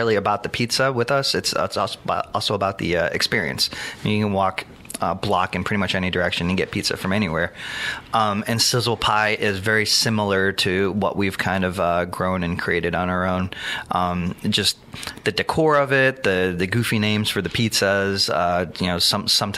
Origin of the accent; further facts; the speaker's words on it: Long Island, New York, United States; moved away; originally from Long Island, and my family's from Brooklyn